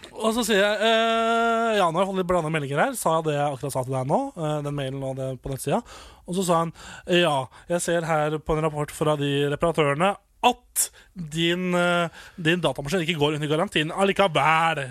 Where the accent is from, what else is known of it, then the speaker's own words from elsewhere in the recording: Nittedal, Akershus, Norway; moved away as an adult; now in Volda, Norway; Hvis jeg hadde vært hjemme i Nittedal